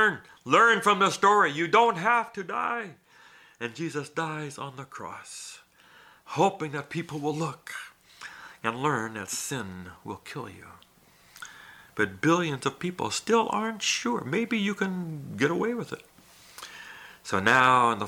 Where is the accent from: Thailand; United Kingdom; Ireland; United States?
Thailand; moved away; I grew up in Thailand